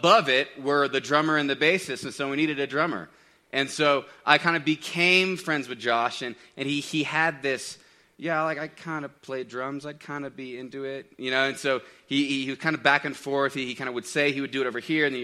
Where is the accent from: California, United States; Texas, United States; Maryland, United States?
Texas, United States; Dallas; moved away; I grew up in Dallas, Texas.